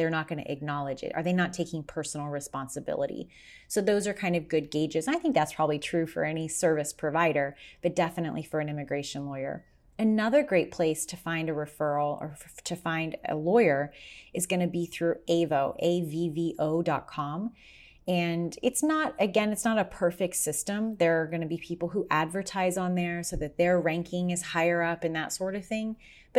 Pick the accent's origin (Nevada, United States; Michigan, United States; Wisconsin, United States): Nevada, United States; Las Vegas; because I'm from Vegas, where I went to law school, people are always asking me for connections in Vegas.